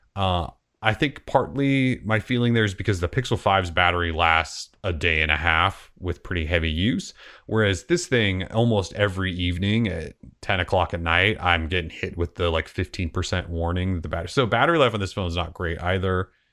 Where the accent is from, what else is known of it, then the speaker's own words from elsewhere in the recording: Montana, United States; now in Portland, United States; growing up in Montana